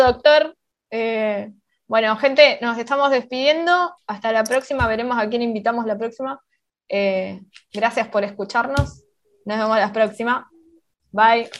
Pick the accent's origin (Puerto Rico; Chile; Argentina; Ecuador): Argentina